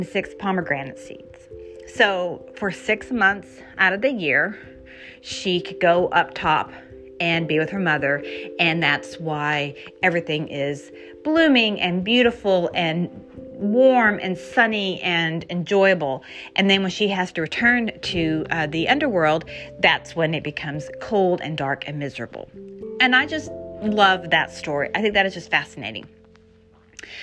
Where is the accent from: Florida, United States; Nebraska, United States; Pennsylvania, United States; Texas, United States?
Texas, United States; Houston; I grew up in Texas and in Houston